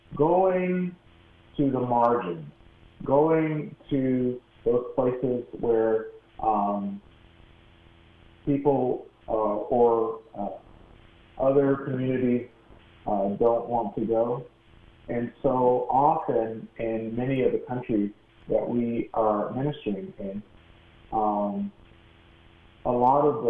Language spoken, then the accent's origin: English; Phoenix, Arizona, United States; also born or lived in Baltimore, Maryland; now in Chicago, United States; When I was seven, we moved out to Arizona